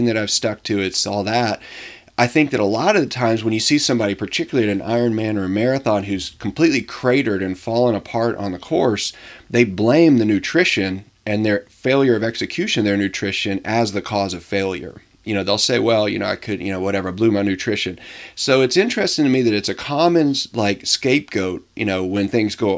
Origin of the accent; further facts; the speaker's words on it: Tennessee, United States; I'm originally from Tennessee